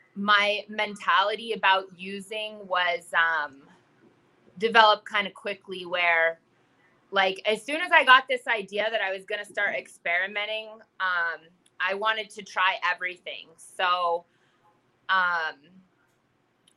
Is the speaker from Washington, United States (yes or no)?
no; Pennsylvania, United States; Small town. Everyone knew everyone.